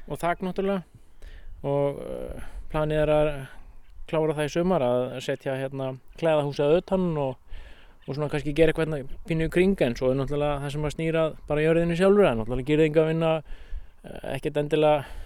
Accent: Hjaltadalur, Skagafjörður, Northwestern Region, Iceland; moved away as an adult; also born or lived in Dalvík; now in Svarfaðardalur, Iceland; ég kem úr Skagafjörði, Hjaltadal og bjó á sveitabæð þar og flutti hérna 95

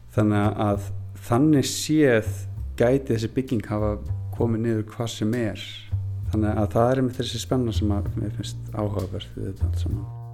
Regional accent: Húsavík, Northeastern Region, Iceland; moved away; elst ég upp þannig á Húsavík

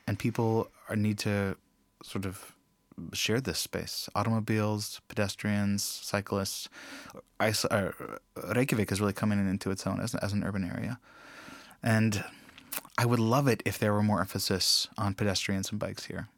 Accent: United States; now in Iceland; As an American

